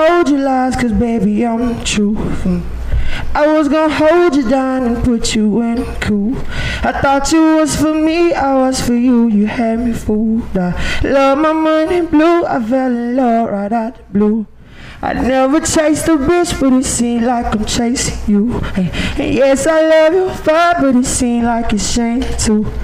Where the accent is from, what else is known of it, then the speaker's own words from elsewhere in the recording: Fort Valley, Georgia, United States; I'm from Fort Valley, Georgia